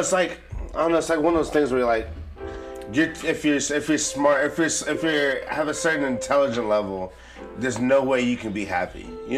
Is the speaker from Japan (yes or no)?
yes; Japan; born there; The listener may know this, but I was born in Japan and we had Sim City on our fucking Nintendo.